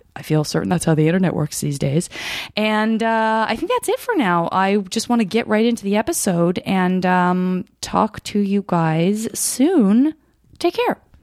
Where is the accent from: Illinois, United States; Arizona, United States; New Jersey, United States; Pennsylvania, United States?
Arizona, United States; I'm from Arizona.